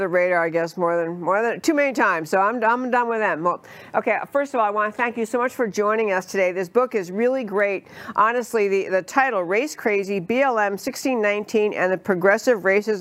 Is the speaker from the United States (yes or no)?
yes; New York, United States; I grew up in New York